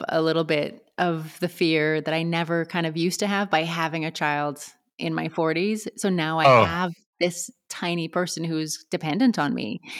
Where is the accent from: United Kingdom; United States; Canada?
Canada; I'm from Canada